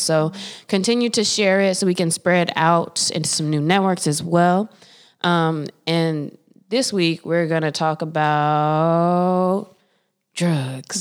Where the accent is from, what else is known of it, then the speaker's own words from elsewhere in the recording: Winston-Salem, North Carolina, United States; I grew up in Winston-Salem, which is the home of Winston Cigarettes